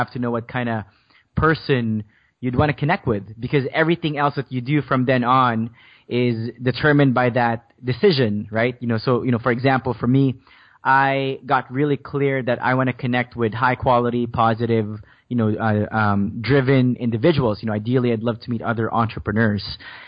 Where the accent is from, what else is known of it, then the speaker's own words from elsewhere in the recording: Philippines; English is a second language; now in Canada; So the whole thing started when I moved to Canada from the Philippines, and the first few years in a brand new country was just a huge struggle for me because I didn't speak English back then.